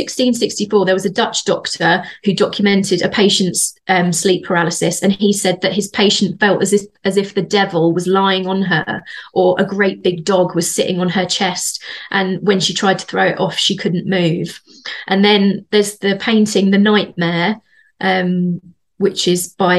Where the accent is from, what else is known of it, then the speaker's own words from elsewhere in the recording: Bedford, East of England, United Kingdom; accent: Bedford; That was my Bedford accent.